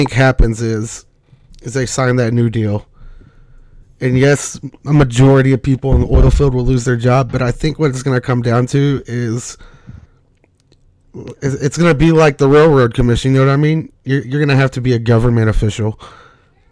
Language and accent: English; United States; I'm an American first